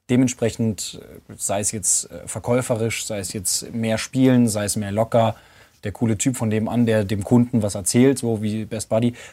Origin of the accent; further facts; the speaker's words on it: Munich, Bavaria, Germany; now in Berlin, Germany; Also ich habe ähm, als gebürtiger Münchner, ähm, und das sehe ich bei vielen Münchnern, dass die ganz schwer aus ihrem Nest kommen.